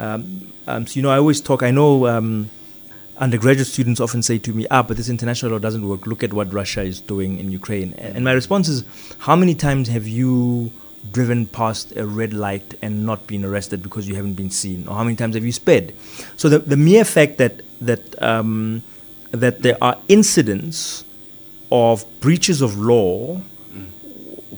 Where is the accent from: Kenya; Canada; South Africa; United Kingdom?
South Africa; I come from South Africa, are influenced by the fact that I studied in South Africa